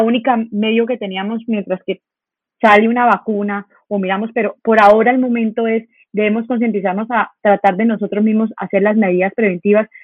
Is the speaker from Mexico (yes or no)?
no; Colombia; nosotros como colombianos